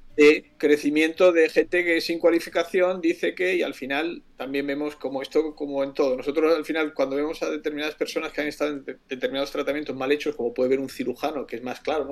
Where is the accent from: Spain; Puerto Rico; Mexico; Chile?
Spain